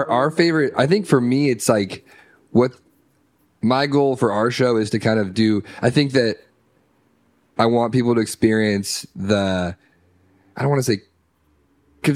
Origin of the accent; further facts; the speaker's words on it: Orange County, California, United States; growing up in Orange County